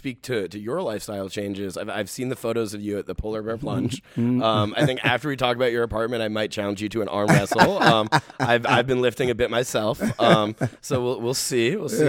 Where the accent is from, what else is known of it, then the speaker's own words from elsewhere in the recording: New York City, New York, United States; also born or lived in Manhattan, New York / Brooklyn, New York; I grew up in the Bronx. I went to public schools in Manhattan my whole life, or from middle school and high school.